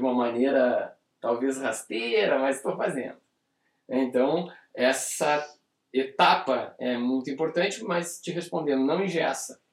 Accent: Brazil; nós somos brasileiros e estamos no Brasil

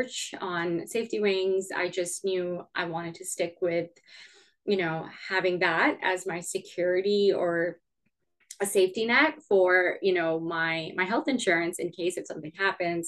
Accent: Canada; moved away; I'm originally from Canada

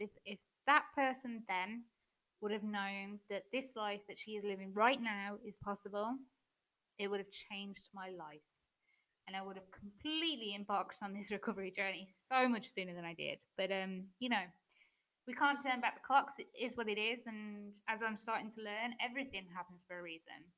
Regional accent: English person, England, United Kingdom; moved away as an adult; now in Germany; I'm British, in case you hadn't already noticed. Um, but I'm currently living in Germany

